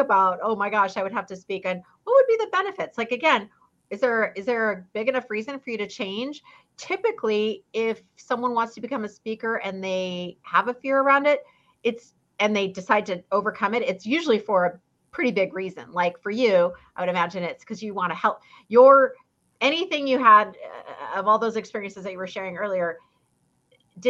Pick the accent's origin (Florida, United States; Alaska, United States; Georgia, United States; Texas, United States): Alaska, United States; Fairbanks; now in Orange County, California, United States; I grew up in Fairbanks, Alaska, a little far away from here, Orange County, California